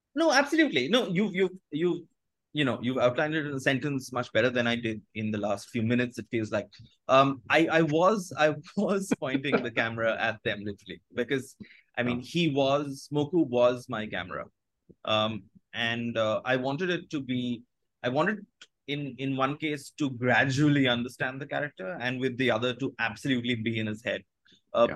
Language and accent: English; India; first language Bengali; English is a second language; growing up in Bengali